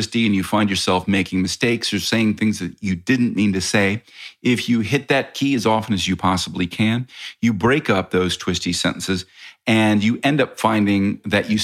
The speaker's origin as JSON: {"language": "English", "country": "United States", "said": "I am American"}